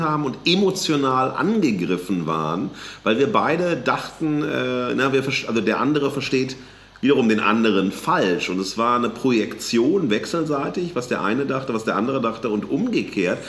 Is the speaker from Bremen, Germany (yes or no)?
no; Duisburg, North Rhine-Westphalia, Germany; in meiner Heimatstadt Duisburg